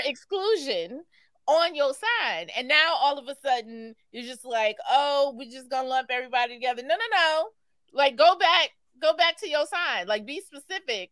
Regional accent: New York City, New York, United States; I grew up primarily in Rosedale, which is not too far from Jamaica

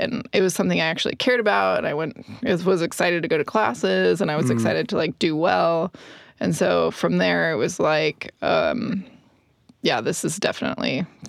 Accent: Orange County, California, United States; moved away as an adult; now in Salt Lake City, United States; I grew up in Orange County, California. I'm not originally from Salt Lake

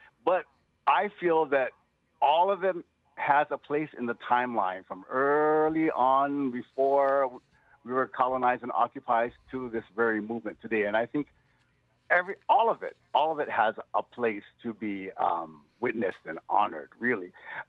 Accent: Hawaii, United States; now in San Francisco, United States; Even though I'm here in San Francisco, I get to practice being a Hawaiian, a Native Hawaiian, and using those customs and traditions

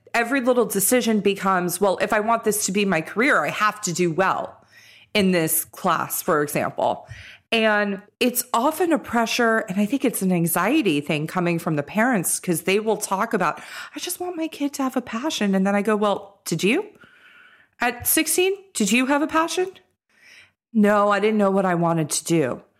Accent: Los Angeles, California, United States; we're all from Los Angeles and went to school up north

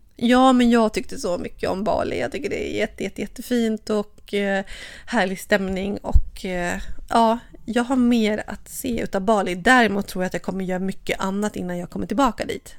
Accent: Sweden; hemma i Sverige

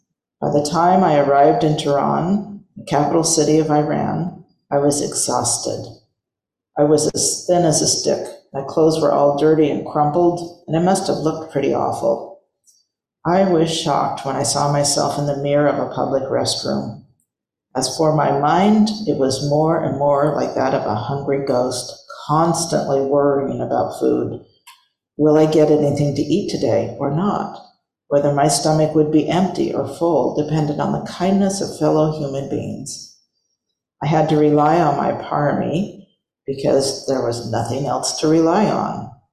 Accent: England, United Kingdom; moved away; I left my home country of England for India, roaming around and gathering life experience in Europe and Asia.

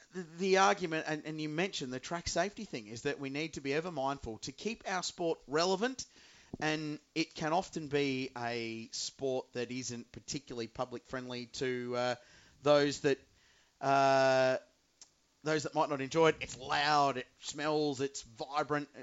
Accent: Adelaide, South Australia, Australia; I grew up in Adelaide with the Australian Grand Prix

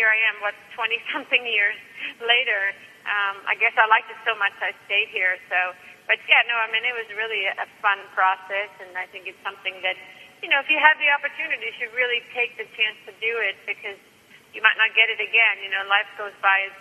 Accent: Stockholm, Stockholm County, Sweden; moved away as an adult; I came from Sweden, from Stockholm

